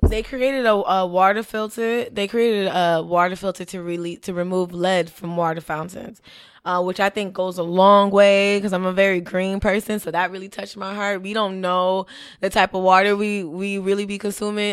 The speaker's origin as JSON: {"language": "English", "town": "Miami", "region": "Florida", "country": "United States", "tie": "born or raised there", "said": "I grew up in Little Haiti with the school in South Miami."}